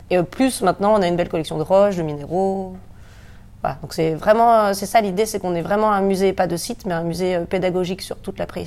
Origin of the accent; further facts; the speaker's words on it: Margencel, Auvergne-Rhône-Alpes, France; also born or lived in Grenoble; Je suis de Margencel.